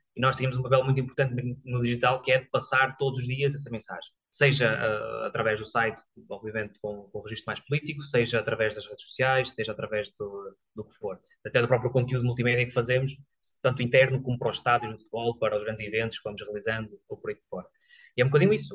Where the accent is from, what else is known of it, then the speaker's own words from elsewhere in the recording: Cinfães, Portugal; moved away; also born or lived in Viseu; eu também sou natural de Sinfãs